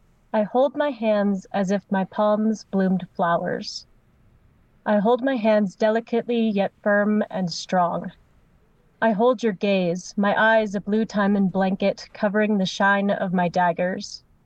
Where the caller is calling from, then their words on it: Evergreen, Colorado, United States; I'm coming from Evergreen, Colorado, but I go to college in Florida.